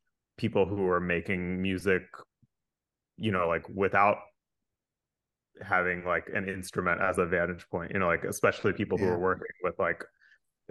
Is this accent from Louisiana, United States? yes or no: no; North Carolina, United States; I grew up in North Carolina